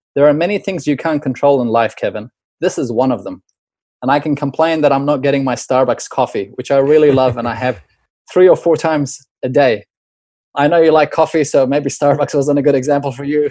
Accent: New Zealand; moved away; growing up in New Zealand

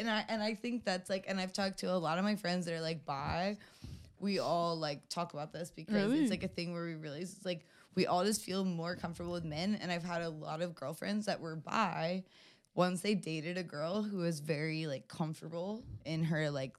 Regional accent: the South, United States; I mean, but growing up in the South, like, I, like, in my diary, like, growing up

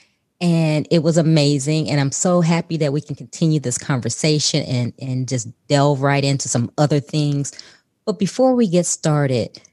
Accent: Midwest, United States; I'm from the Midwest as well

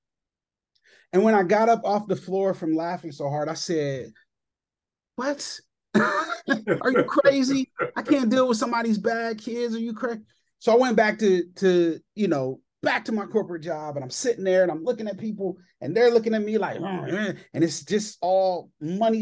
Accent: Columbus, Ohio, United States; I am from Columbus, Ohio

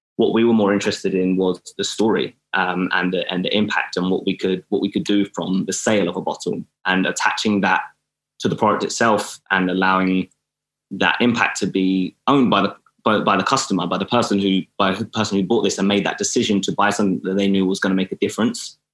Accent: Milton Keynes, South East England, United Kingdom; moved away as an adult; also born or lived in Atlanta; now in Los Angeles, United States; I was moving from Milton Keynes, where I'm from

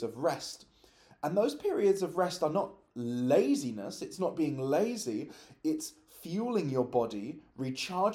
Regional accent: London, United Kingdom; I was born and raised in London

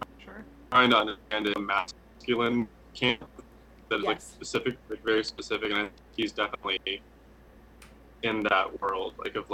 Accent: San Bernardino, California, United States; also born or lived in North Carolina; now in Los Angeles, United States; I was born in San Bernardino, which is about an hour east of LA. And it's, so I grew up there and then spent my summers in, North Carolina with my family out there. So my dad's side is from California. My mom's side is from South Carolina.

